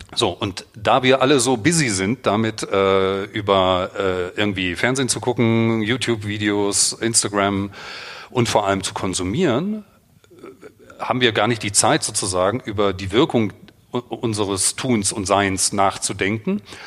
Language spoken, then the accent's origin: German; the East, East Germany, Germany; ich bin im Osten groß geworden